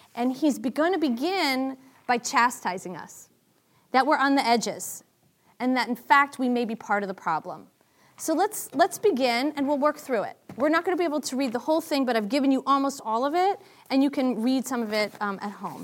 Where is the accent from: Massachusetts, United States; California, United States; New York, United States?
Massachusetts, United States; Boston; I'm from Boston